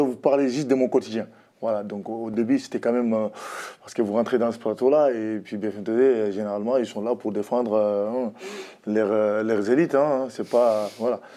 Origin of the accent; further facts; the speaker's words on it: France; je suis français d'immigration, de l'immigration